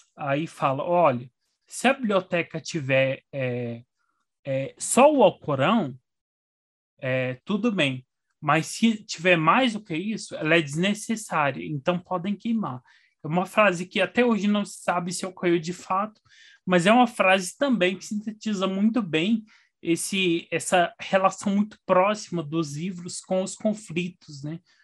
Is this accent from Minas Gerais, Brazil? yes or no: yes; Frutal, Minas Gerais, Brazil; now in Brasília, Brazil; eu nasci em Frutal